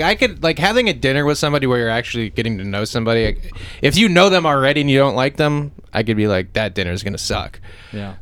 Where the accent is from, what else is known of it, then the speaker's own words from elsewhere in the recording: Pennsylvania, United States; I was born in Pennsylvania